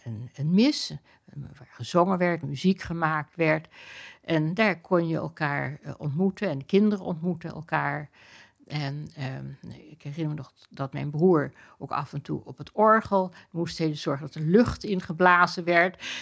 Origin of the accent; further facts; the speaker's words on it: Amsterdam, North Holland, Netherlands; toen we op de Prinsengracht woonden